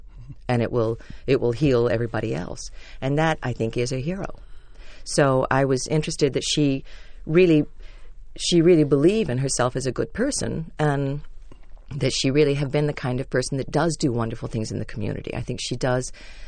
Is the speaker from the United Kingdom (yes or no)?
no; Fort Worth, Texas, United States; I grew up in Fort Worth, and the Texas gentlemen really do want to be gentlemanly.